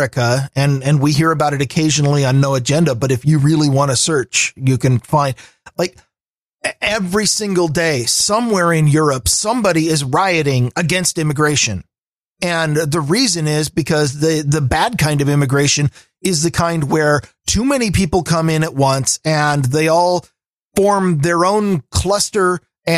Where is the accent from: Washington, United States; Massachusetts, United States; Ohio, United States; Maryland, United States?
Washington, United States; I've been in Washington for 43 years